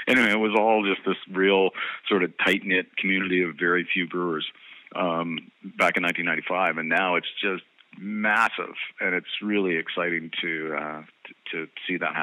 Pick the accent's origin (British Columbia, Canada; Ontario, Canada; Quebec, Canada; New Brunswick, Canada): New Brunswick, Canada; Northampton; from Northampton, New Brunswick